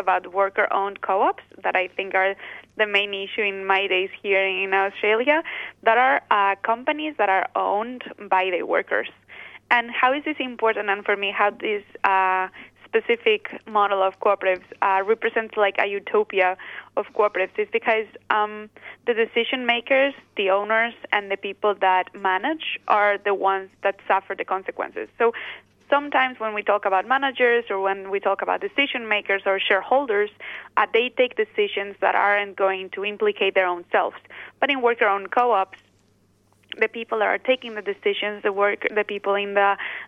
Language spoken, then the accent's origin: English; Basque Country, Spain; I am originally from the Basque Country